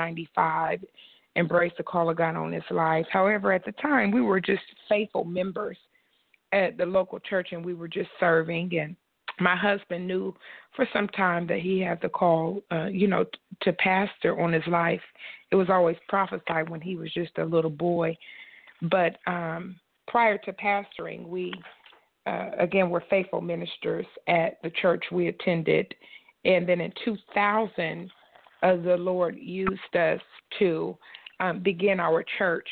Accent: Columbus, Ohio, United States; our church is located in Columbus, Ohio, which is my hometown for both my husband

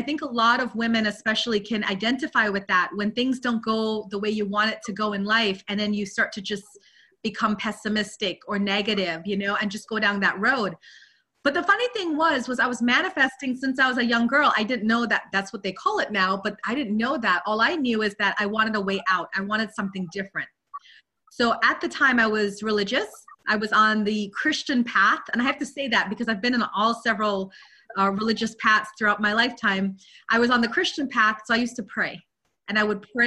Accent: Guyana; moved away; also born or lived in London, United Kingdom; I was born in London, but I grew up in Guyana, South America.

